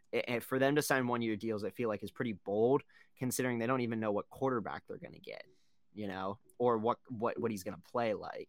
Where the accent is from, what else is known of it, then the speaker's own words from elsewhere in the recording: Houston, Texas, United States; my hometown